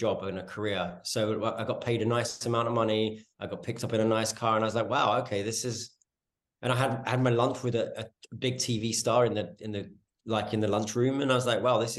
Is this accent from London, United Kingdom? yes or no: yes; London, United Kingdom; accent: North London street accent; moved away as an adult; now in Los Angeles, United States; I was born in London, in a kind of small North London town called Edmonton.